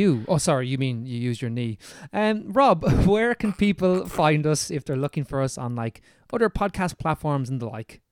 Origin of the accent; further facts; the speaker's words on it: Ireland; accent: Irish; our Irish accents that lots of people comment on